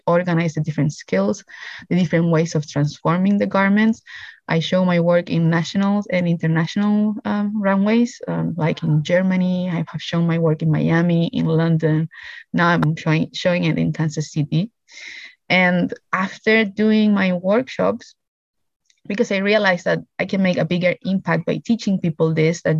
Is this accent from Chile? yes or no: yes; Iquique, Tarapacá, Chile; the north where my hometown is, Iquique.